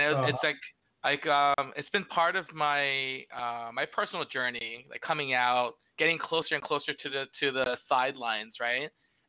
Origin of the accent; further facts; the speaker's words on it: New York City, New York, United States; even growing up in New York City, it's not like the prejudice stopped all of a sudden